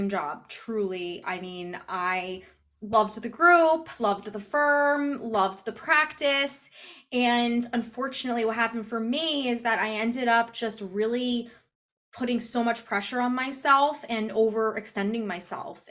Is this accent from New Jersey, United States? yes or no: yes; New Jersey, United States; growing up in New Jersey, right outside of the city